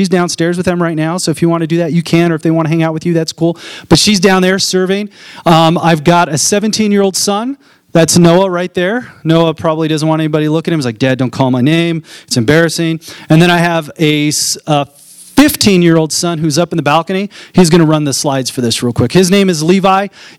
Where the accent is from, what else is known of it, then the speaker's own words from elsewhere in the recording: Fort Collins, Colorado, United States; I was born and raised here in Fort Collins, Colorado. I went to all the grade schools, middle schools. Middle school, I was a Lesher Viking.